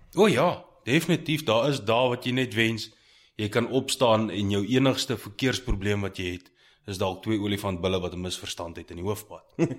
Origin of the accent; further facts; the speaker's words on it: Pretoria, Gauteng, South Africa; also born or lived in Heidelberg; Heidelberg gebore, Pretoria groot geword.